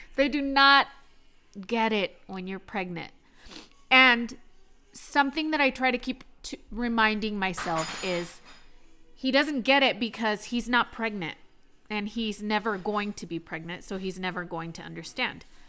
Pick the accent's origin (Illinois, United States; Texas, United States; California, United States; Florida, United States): Texas, United States; now in Maine, United States; I am from Texas